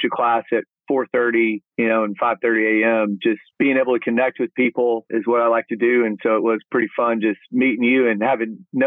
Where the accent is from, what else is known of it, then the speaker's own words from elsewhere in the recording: Abilene, Texas, United States; also born or lived in Dallas-Fort Worth Metroplex, Texas; I'm born and raised in Texas, born out in Abilene, which people call that West Texas, but it's really kind of central